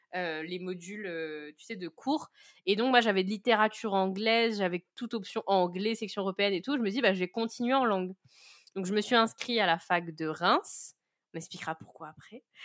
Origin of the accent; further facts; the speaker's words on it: Saint-Paul, Réunion; moved away as an adult; also born or lived in Le Port, Réunion; j'ai grandi, du coup, euh, bah, à Saint-Paul. Je suis Saint-Pauloise